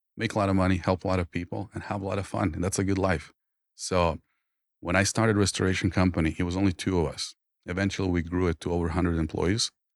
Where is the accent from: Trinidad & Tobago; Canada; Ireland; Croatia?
Croatia; born or raised there; English is a second language; moved away as an adult